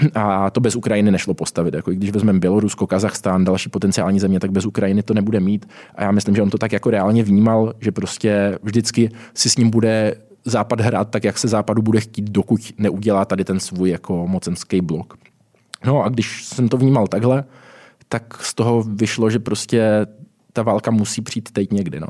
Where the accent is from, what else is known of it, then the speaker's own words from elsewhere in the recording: Brno, South Moravian Region, Czechia; now in Prague, Czech Republic; jsem teď v Praze žiju, původně jsem z Brna